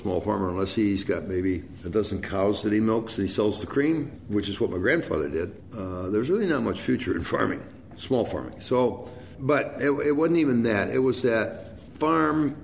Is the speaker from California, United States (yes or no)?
no; a town 70 miles west of Detroit, Michigan, United States; moved away as an adult; now in United Kingdom; I grew up in a town that was about 70 miles west of Detroit, Michigan, car business